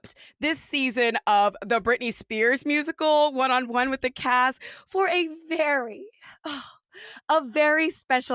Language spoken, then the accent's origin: English; Fresno, California, United States; I'm from Fresno